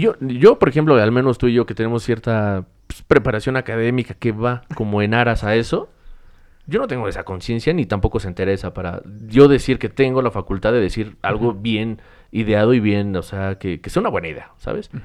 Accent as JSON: {"language": "Spanish", "country": "Mexico", "said": "como mexicanos"}